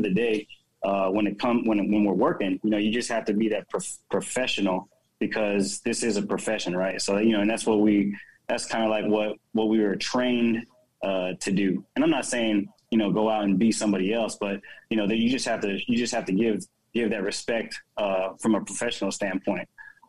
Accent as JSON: {"language": "English", "country": "Philippines", "said": "me coming up, you know, as a Filipino."}